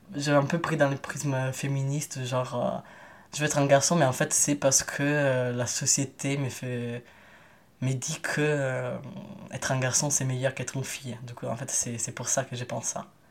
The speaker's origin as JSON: {"language": "French", "country": "Italy", "moved": "yes", "lives_now": "France", "said": "je suis un migrant italien"}